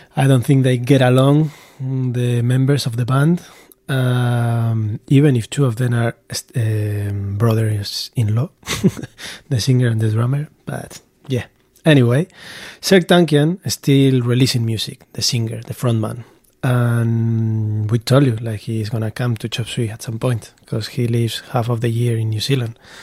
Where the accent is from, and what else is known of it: Basque Country, Spain; born or raised there; moved away